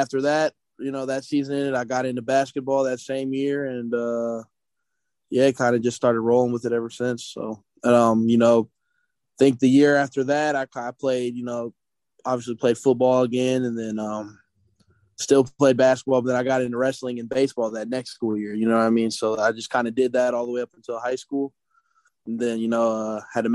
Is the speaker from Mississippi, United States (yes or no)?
no; Peoria, Illinois, United States; moved away as an adult; now in Pittsburgh, United States; born and raised in Peoria, Illinois